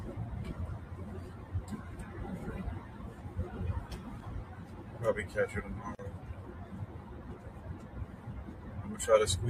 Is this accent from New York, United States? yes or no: yes; New York City, New York, United States; now in Hampton Roads, United States; I grew up in South Bronx